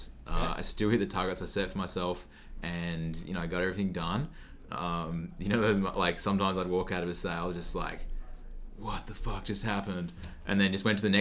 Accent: Australia; now in Vancouver, Canada; I'm from Australia

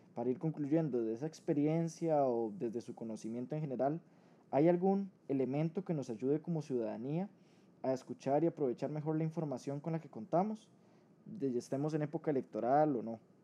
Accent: Costa Rica; como ciudadanos costarricenses

